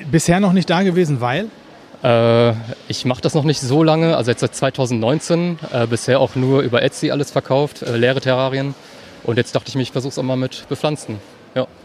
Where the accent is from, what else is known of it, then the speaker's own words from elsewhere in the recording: Düsseldorf, North Rhine-Westphalia, Germany; wir kommen aus Düsseldorf, deswegen ist jetzt nicht so weit weg.